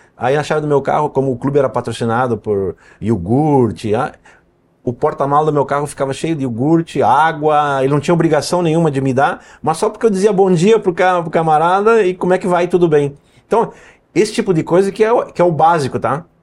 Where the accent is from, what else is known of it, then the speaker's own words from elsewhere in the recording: Brazil; nós somos brasileiros também